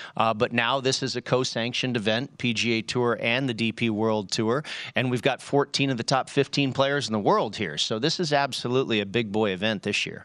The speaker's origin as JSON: {"language": "English", "area": "Bay Area", "region": "California", "country": "United States", "tie": "born or raised there", "said": "I grew up in the Bay Area, so, so we're fans of all the Bay Area teams"}